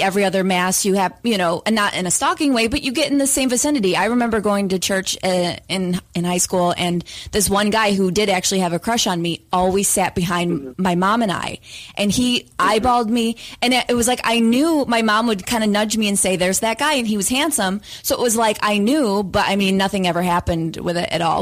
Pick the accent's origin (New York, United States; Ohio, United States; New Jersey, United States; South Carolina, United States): New York, United States; upstate; now in Los Angeles, United States; we both live in Los Angeles currently, but we're both from upstate New York originally